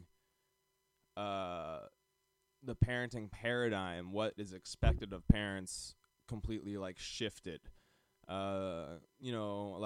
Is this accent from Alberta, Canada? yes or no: yes; Calgary, Alberta, Canada; we grew up in Calgary, Canada